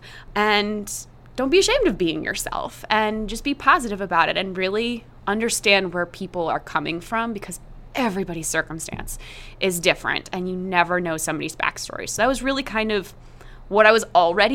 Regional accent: East Coast, United States; moved away as an adult; also born or lived in Chicago; I grew up on the East Coast

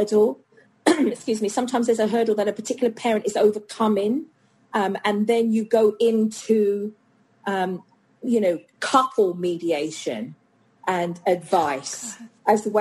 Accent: United Kingdom; now in United States; as a Brit

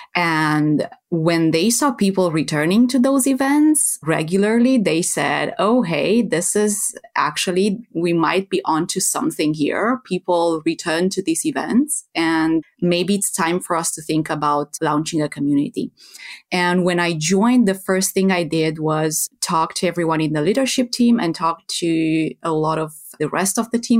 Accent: Romania; moved away as an adult; now in Netherlands; I am originally from Romania, from Eastern Europe

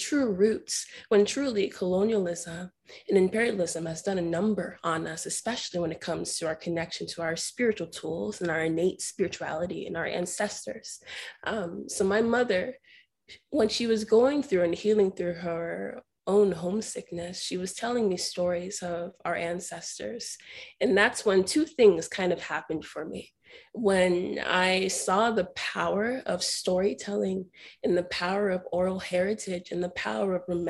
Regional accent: United States; also born or lived in Ibadan, Nigeria; I essentially was raised in America

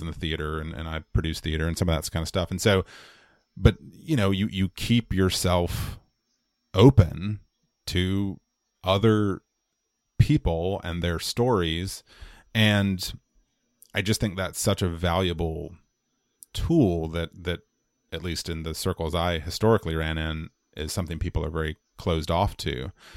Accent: United States; as an American person, as an American man, as an American white man in my case.

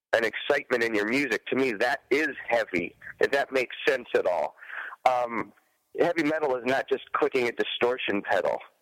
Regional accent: Detroit, Michigan, United States; I started playing it as a young buck growing up in Detroit.

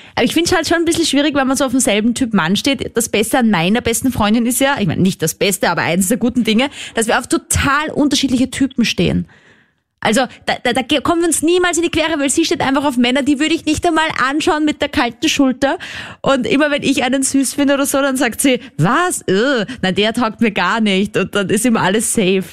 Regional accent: Vienna, Austria; ich bin ja aus Wien, das ist eine Großstadt

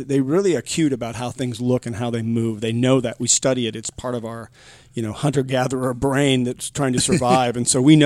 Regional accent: San Anselmo, California, United States; I grew up in a lovely little town called San Anselmo, California, in Marin County, across the Golden Gate Bridge from San Francisco.

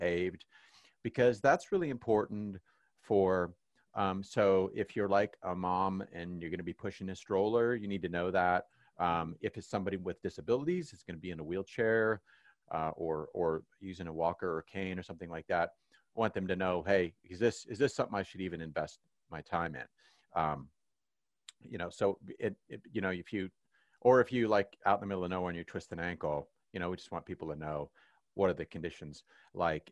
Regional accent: Kansas City, Missouri, United States; growing up in Kansas City

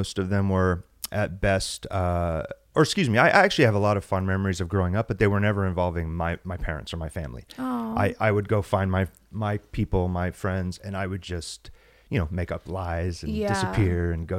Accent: San Diego, California, United States; also born or lived in Las Vegas; I was born in San Diego, California, and my father was a preacher.

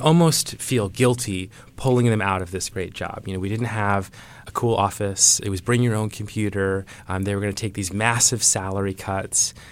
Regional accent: Iowa, United States; I grew up in Iowa

